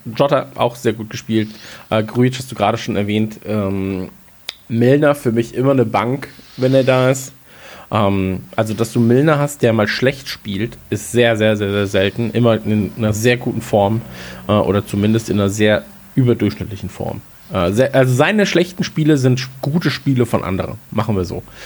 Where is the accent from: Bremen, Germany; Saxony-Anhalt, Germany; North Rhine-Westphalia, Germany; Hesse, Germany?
North Rhine-Westphalia, Germany; born or raised there; now in Bavaria, Germany